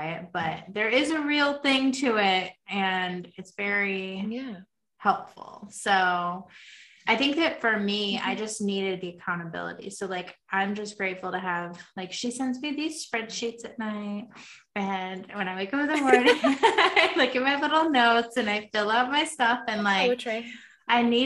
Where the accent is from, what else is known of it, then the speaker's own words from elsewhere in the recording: United States; I'm from America